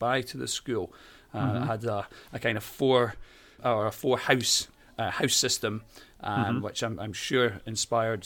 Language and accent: English; Edinburgh, Scotland, United Kingdom; accent: Scottish; As you can probably tell from my accent, I'm Scottish. I was born and bred in Edinburgh, in the city centre of Edinburgh.